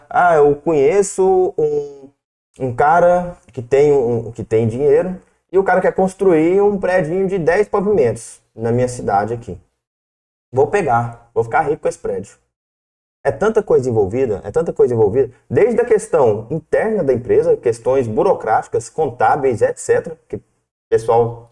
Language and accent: Portuguese; Corumbá, Brazil; moved away; also born or lived in Goiânia; eu sou lá do interior, sou de Corumbá, depois fui para Nápoles, Goiânia